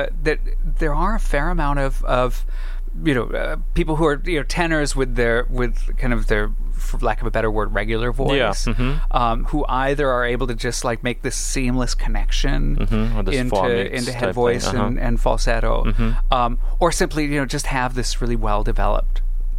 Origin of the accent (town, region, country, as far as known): Alhambra, California, United States; born or raised there